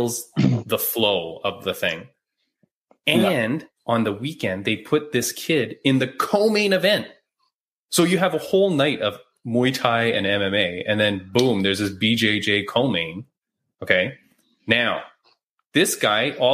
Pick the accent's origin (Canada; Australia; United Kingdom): Canada; I'm Canadian